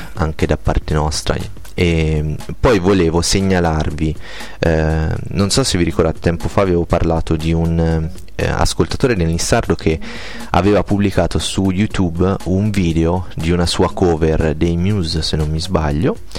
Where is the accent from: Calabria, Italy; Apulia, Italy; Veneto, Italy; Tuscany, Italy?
Tuscany, Italy; province of Arezzo; moved away as an adult; also born or lived in province of Pisa; 18 anni in provincia d'Arezzo più 6 anni e mezzo in provincia di Pisa